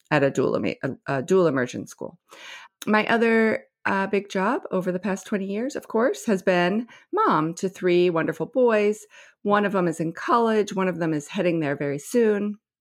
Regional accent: West Virginia, United States; moved away; also born or lived in Nebraska; I grew up in West Virginia and Nebraska

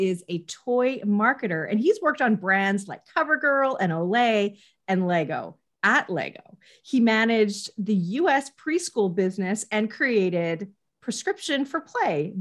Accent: Canada; I am Canadian

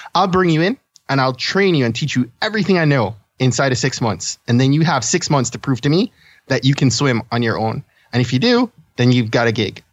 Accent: Kingston, Jamaica; now in Maryland, United States; I was born and I grew up in Kingston, Jamaica

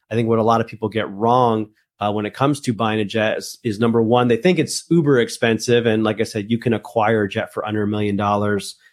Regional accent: northern New Jersey, United States; also born or lived in Colombia; I'm actually from Colombia. Uh, that's where I was born, but I was raised in, in, in northern New Jersey.

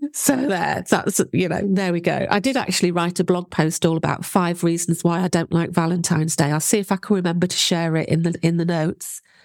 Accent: United Kingdom; You can tell I'm British

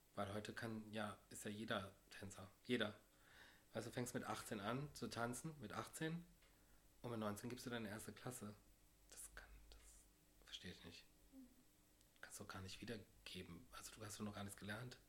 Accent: Düren, North Rhine-Westphalia, Germany; now in Cologne, Germany; Ich komme aus Düren

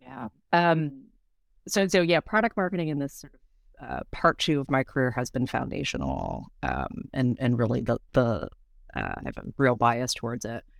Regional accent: United States; I was born here in the States. My parents are both, um, from Taiwan

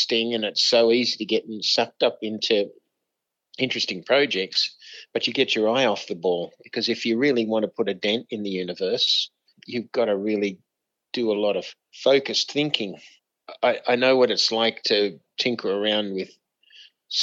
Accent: Australia; moved away as an adult; also born or lived in United States; as an Aussie

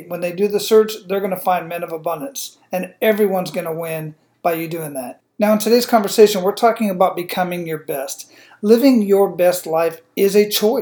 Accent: Phoenix, Arizona, United States; I'm originally from Phoenix, Arizona

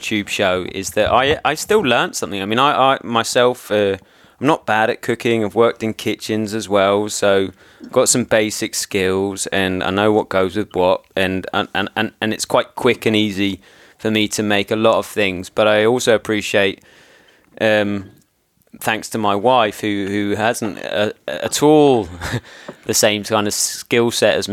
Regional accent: Devon, South West England, United Kingdom; moved away as an adult; also born or lived in London; now in Copenhagen, Denmark; I am British and I grew up in Devon and I moved to London

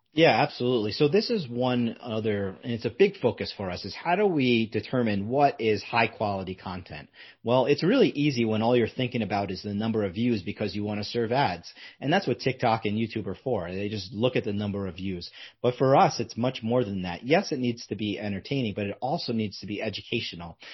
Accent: United States; also born or lived in Southern California; when we're American

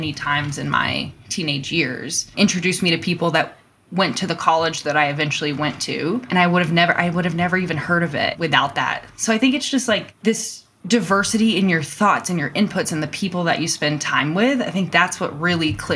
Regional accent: North Carolina, United States; moved away as an adult; now in Colorado, United States; I grew up in North Carolina, though, somewhere on the East Coast in the US

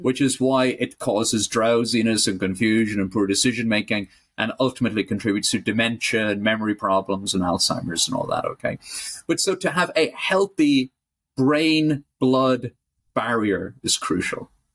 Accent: Ireland; I'm Irish

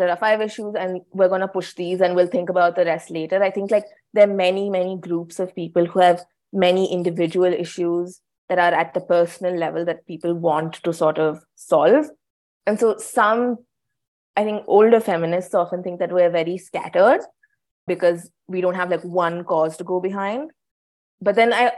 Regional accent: India; first language English; as a woman in India

